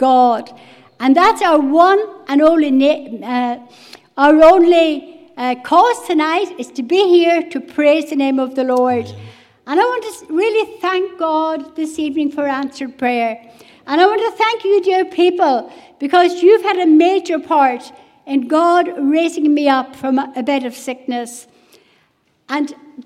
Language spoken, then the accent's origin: English; West Cork, Munster, Ireland; moved away; I was brought up in a Christian home away in West Cork.